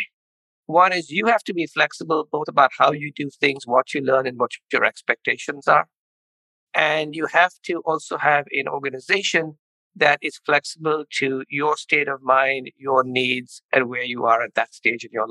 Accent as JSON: {"language": "English", "country": "India", "tie": "born or raised there", "also_born_or_lived": "Chicago, United States", "moved": "as an adult", "lives_now": "United States", "said": "I grew up in India, came to the University of Chicago for an MBA"}